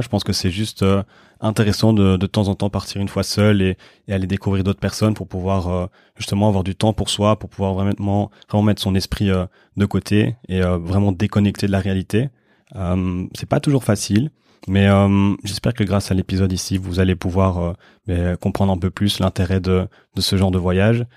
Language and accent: French; Brussels, Brussels-Capital Region, Belgium; je suis de Bruxelles